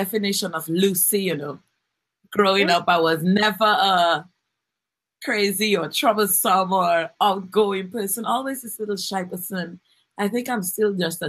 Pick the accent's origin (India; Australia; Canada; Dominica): Dominica; I'm from the beautiful community of Girardel and Eggleston, but Girardel mainly. And I was born in Dominica, 100% Dominican. I went to the Girardel Primary.